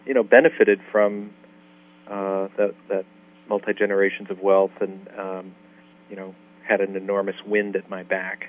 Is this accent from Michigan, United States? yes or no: yes; Detroit, Michigan, United States; grew up in a privileged suburb of Detroit